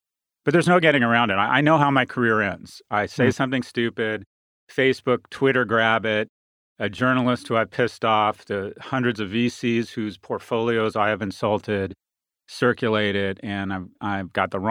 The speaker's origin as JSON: {"language": "English", "region": "California", "country": "United States", "tie": "born or raised there", "said": "I'm a product of big government, raised by a single mother who lived and died a secretary, and the Regents of the University of California and California taxpayers"}